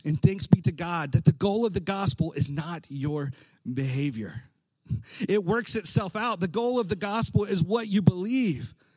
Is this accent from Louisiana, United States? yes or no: no; Alabama, United States; I grew up in Alabama.